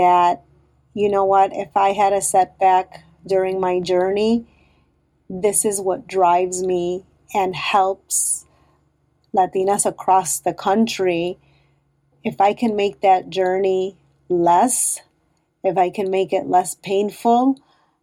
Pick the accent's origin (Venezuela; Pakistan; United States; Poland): United States; Chicago, Illinois; I am in Chicago, born and raised in Chicago, and have always lived here